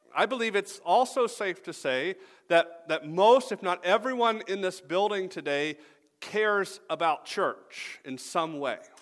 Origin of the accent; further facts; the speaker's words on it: Atlanta, Georgia, United States; moved away as an adult; also born or lived in Greenville, South Carolina; now in Michigan, United States; I grew up in Atlanta.